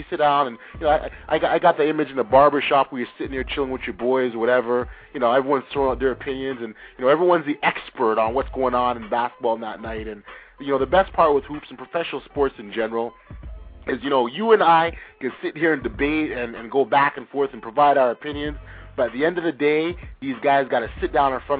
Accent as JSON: {"language": "English", "town": "Toronto", "region": "Ontario", "country": "Canada", "said": "We're from Toronto, Ontario."}